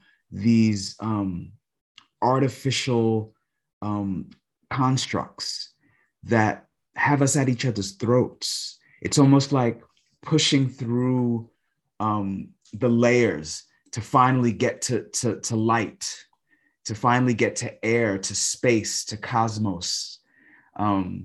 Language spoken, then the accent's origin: English; New York City, New York, United States; I grew up in New York City, in Brooklyn primarily.